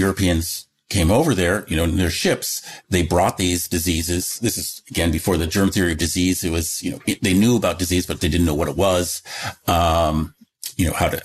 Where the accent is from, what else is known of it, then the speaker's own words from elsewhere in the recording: Seattle, Washington, United States; moved away; also born or lived in Michigan; when I was a very little, I moved from Michigan to, area around Seattle